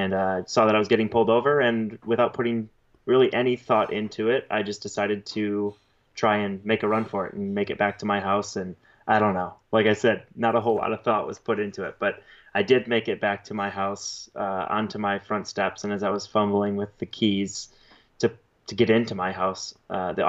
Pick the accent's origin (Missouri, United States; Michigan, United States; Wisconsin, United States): Wisconsin, United States; Central; Central Wisconsin. So that is where I grew up, spent the first 20 years of my life.